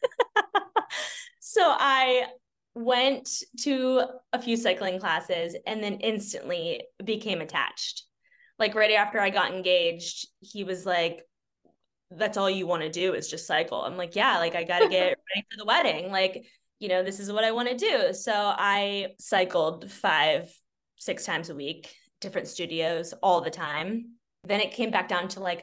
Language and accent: English; Lake Milton, Ohio, United States; also born or lived in Lakewood, Ohio; I grew up in Lake Milton, Ohio.